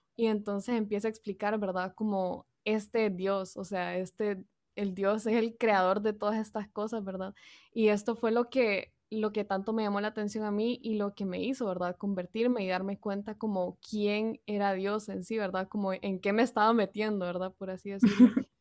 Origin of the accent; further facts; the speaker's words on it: San Pedro Sula, Cortés, Honduras; soy de San Pedro Sula, Honduras